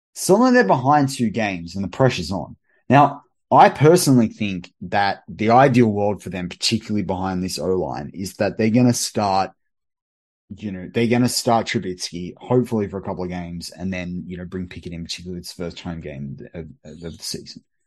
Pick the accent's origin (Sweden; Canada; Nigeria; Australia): Australia; as an Australian